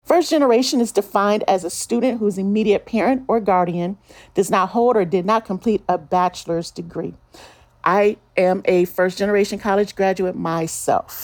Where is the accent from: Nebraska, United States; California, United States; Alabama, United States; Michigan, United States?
Michigan, United States; Detroit; now in Salt Lake City, United States; my hometown of Detroit